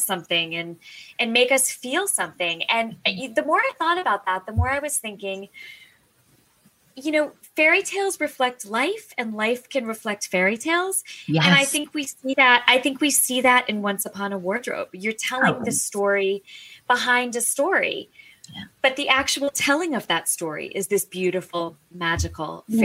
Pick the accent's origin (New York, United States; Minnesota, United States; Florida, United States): Florida, United States; I grew up in Florida